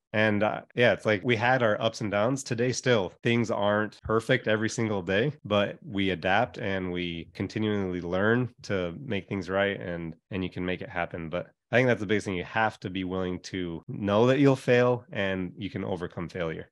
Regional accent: Hawaii, United States; moved away; I grew up in Hawaii.

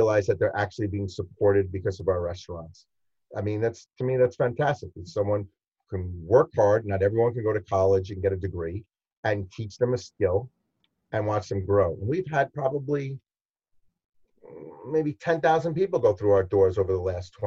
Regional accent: New York City, New York, United States; I'm a New Yorker

